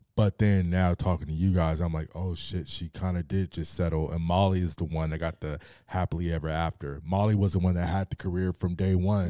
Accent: Torrance, California, United States; I was born in Torrance.

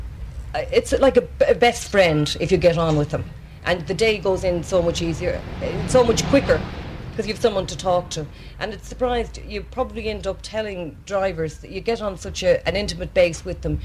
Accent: Roscommon, Connacht, Ireland; moved away as an adult; now in Dublin, Ireland; my school days in Roscommon

